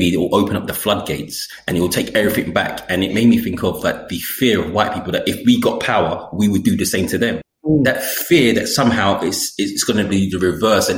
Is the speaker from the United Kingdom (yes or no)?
yes; London, United Kingdom; I grew up in London